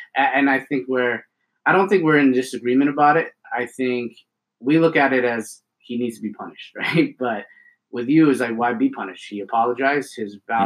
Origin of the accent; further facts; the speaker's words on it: Ontario, Canada; now in Alberta, Canada; Living, growing up in Ontario and then moving to Alberta